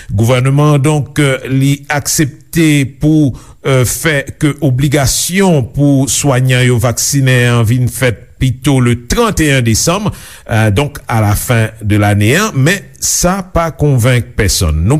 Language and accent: French; Guadeloupe; En tant que Guadeloupéen, c'est normal